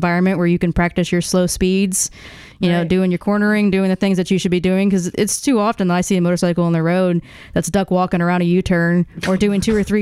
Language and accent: English; Oklahoma City, Oklahoma, United States; moved away as an adult; I was born and raised in Oklahoma